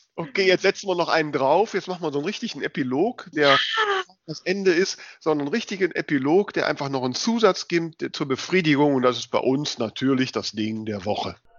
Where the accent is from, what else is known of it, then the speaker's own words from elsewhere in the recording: West Germany, Germany; für mich als Wessi